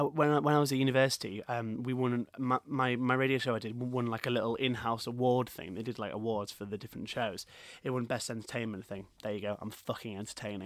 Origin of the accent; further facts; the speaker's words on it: Leeds, Yorkshire and the Humber, United Kingdom; Leeds with being, like, my hometown